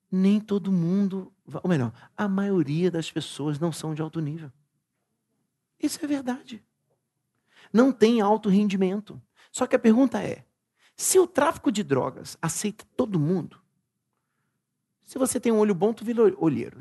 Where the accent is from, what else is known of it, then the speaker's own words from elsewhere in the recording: Brazil; nós somos brasileiros